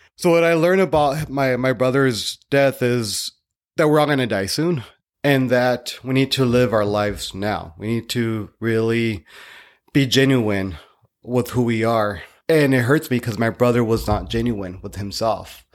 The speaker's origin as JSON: {"language": "English", "region": "Northern California", "country": "United States", "tie": "born or raised there", "said": "I was born in Northern California"}